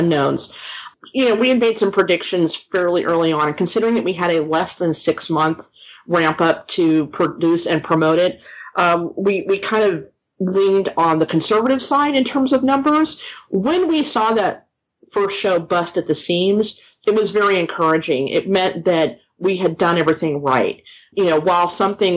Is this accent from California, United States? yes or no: yes; Los Angeles, California, United States; moved away as an adult; also born or lived in Boston; now in Austin, United States; I'm actually originally from Los Angeles